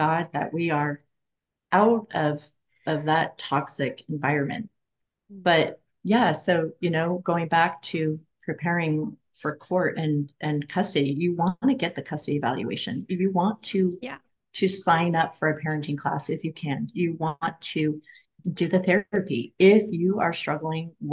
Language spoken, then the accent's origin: English; Oregon, United States; I'm from Oregon